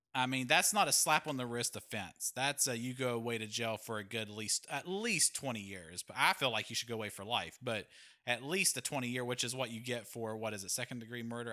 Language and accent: English; West Virginia, United States; We are also home to Nick Saban